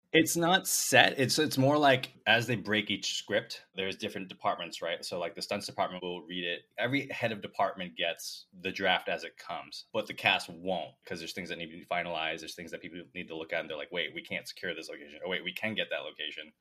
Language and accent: English; United States; growing up in the States